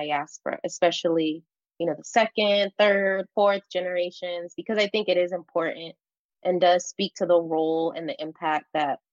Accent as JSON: {"language": "English", "town": "Los Angeles", "region": "California", "country": "United States", "tie": "born or raised there", "said": "growing up in Los Angeles"}